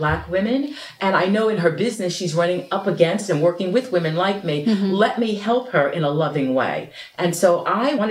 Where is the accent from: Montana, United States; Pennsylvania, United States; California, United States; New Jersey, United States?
New Jersey, United States; Passaic; I wanted to be more than I was in Passaic, New Jersey, about 15 miles from New York City.